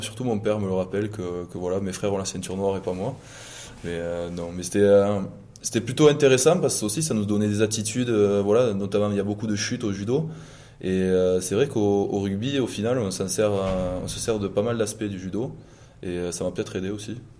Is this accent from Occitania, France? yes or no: yes; Condom, Occitania, France; moved away as an adult; also born or lived in Toulouse / Auch; now in La Rochelle, France; j'ai grandi dans le Gers